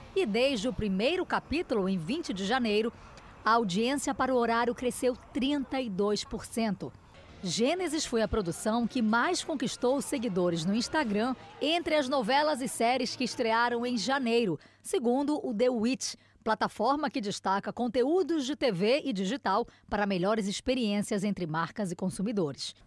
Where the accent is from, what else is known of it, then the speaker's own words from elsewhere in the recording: Spain; now in Brazil; Eu cresci na Espanha